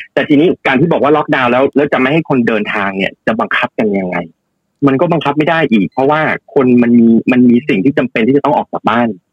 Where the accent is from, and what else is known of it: Thailand; now in New York, United States